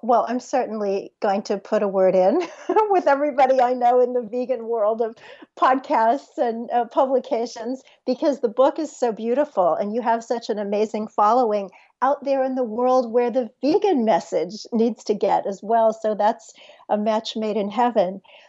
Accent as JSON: {"language": "English", "town": "Kansas City", "region": "Missouri", "country": "United States", "tie": "born or raised there", "also_born_or_lived": "London", "moved": "as an adult"}